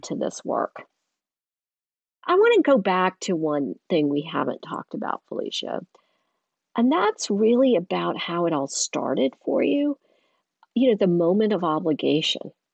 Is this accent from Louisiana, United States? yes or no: no; Eastern North Carolina, United States; growing up in Eastern North Carolina